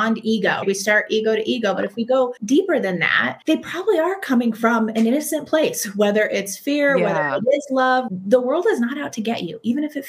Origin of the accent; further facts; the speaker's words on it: Northeast, United States; I grew up in the Northeast, and that New Yorker part of me